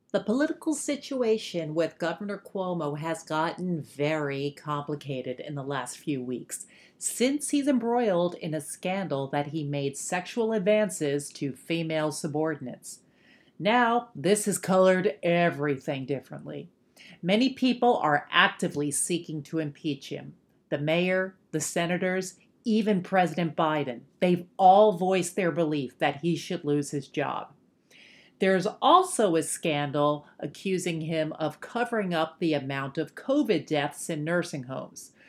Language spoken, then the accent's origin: English; New York City, New York, United States; as a New Yorker